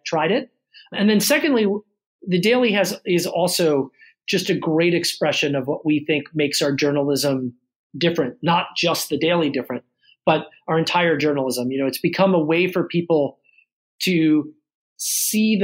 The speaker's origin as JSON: {"language": "English", "town": "Baltimore", "region": "Maryland", "country": "United States", "tie": "born or raised there", "said": "I grew up in Baltimore City and went to public school in Baltimore"}